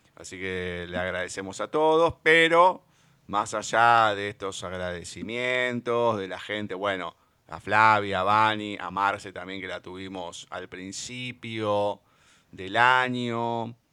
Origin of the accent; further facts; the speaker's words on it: Argentina; somos argentinos